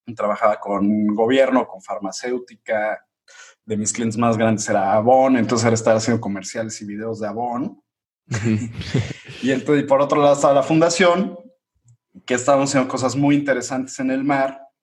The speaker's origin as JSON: {"language": "Spanish", "region": "Mexico City", "country": "Mexico", "said": "Yo soy de, Ciudad de México"}